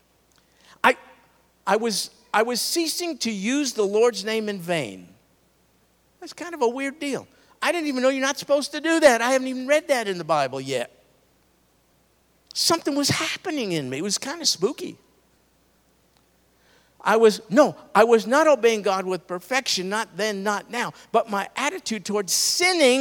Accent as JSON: {"language": "English", "region": "New York", "country": "United States", "tie": "born or raised there", "said": "I grew up in New York"}